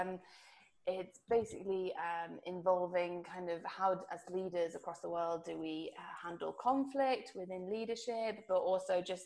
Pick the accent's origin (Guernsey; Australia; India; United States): Guernsey; I'm originally from Guernsey, a little island.